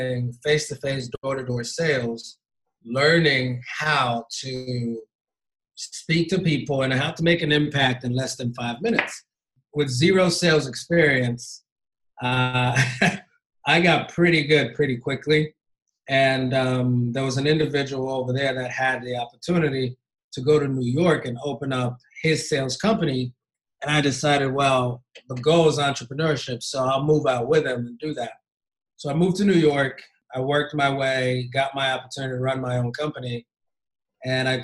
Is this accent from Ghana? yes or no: yes; Ghana; moved away as an adult; also born or lived in Indiana, United States / Kentucky, United States; now in United States; born and raised in Ghana. And I moved to the States when I was 19 to Hanover College in Southern Indiana